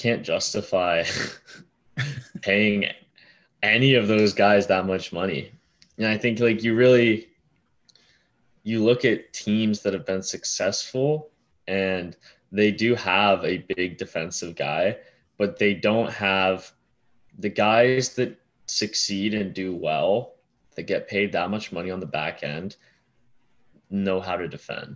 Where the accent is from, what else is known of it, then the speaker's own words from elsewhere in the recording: Canada; as a Canadian